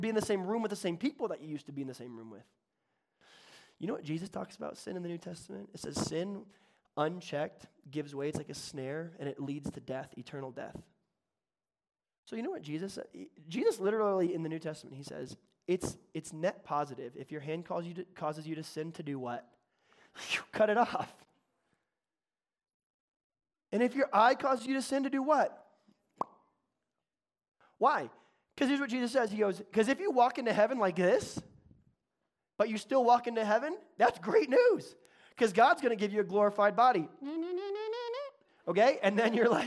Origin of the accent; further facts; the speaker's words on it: the South, United States; accent: Southern; Southern. I can do Southern. I was born in the South